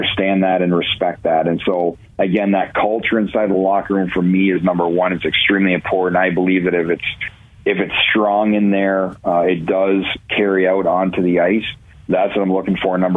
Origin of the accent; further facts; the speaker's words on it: Ontario, Canada; now in Cleveland, United States; growing up in Ontario